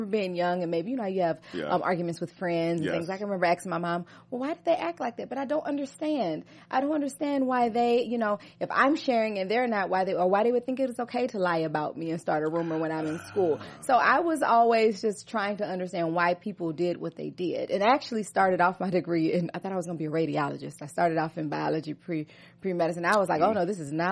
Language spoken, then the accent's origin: English; Baton Rouge, Louisiana, United States; moved away as an adult; also born or lived in New Orleans, Louisiana; now in Los Angeles, United States; I'm originally from Baton Rouge, Louisiana